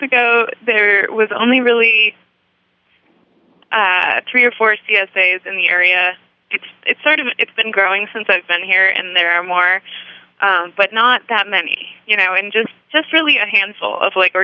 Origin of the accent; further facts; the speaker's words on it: New York, United States; moved away as an adult; also born or lived in San Francisco / Sacramento; when I moved back to my home state of New York